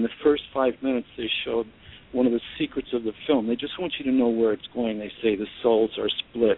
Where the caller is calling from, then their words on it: Los Angeles, California, United States; Hi, this is …. I'm in Los Angeles.